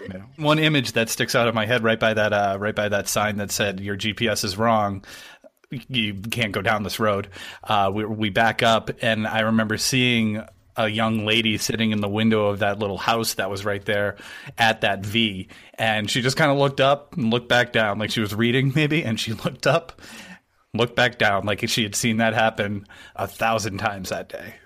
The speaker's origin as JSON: {"language": "English", "region": "New Hampshire", "country": "United States", "tie": "born or raised there", "said": "I grew up in New Hampshire"}